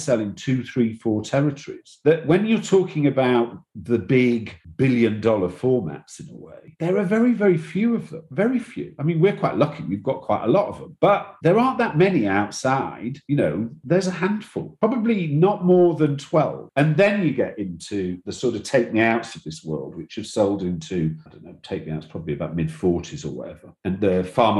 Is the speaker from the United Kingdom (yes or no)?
yes; England, United Kingdom; also born or lived in London; I know I'm English and I know I'm based in London